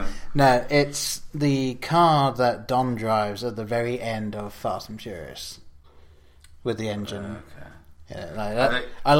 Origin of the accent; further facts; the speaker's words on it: England, United Kingdom; growing up in England, we didn't have the DeLorean.